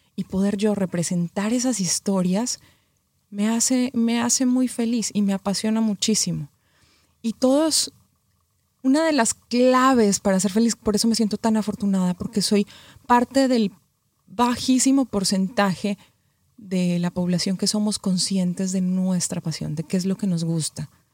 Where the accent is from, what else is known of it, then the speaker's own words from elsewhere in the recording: Colombia; moved away as an adult; also born or lived in Mexico; now in Los Angeles, United States; Yo soy colombiana, viví 13 años en México, ahora vivo en Los Ángeles hace un año justo